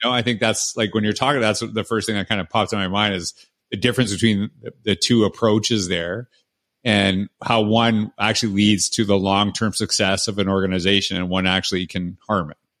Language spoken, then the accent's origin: English; Canada; moved away as an adult; now in United States; I'm from Canada